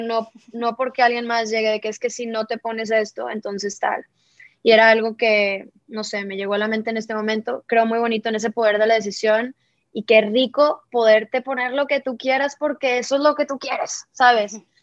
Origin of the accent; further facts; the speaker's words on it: Monterrey, Nuevo León, Mexico; yo que soy del norte de México, de Monterrey